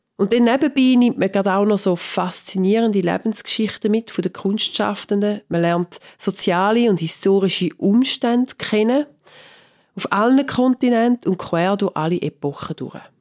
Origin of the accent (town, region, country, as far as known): Switzerland; now in London, United Kingdom